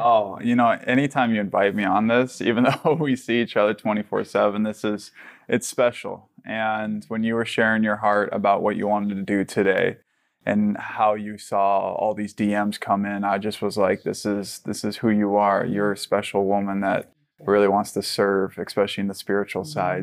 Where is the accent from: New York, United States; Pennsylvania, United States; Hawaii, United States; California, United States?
Hawaii, United States; I grew up in Hawaii